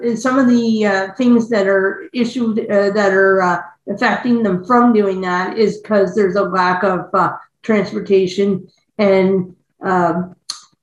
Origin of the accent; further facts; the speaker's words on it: Prince Edward Island, Canada; I'm from Prince Edward Island, Canada.